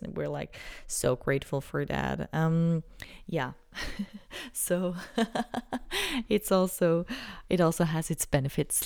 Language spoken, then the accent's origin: English; Switzerland; I'm from Switzerland